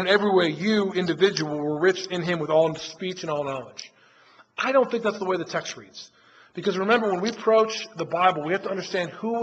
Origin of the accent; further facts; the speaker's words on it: the North, United States; now in the South, United States; I'm from the North